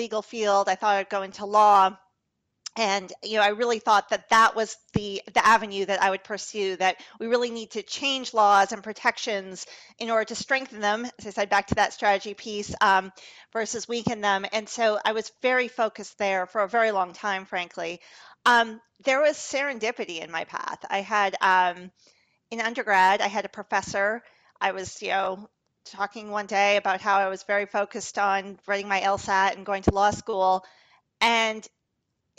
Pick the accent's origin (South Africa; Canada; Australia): Canada; I grew up in Canada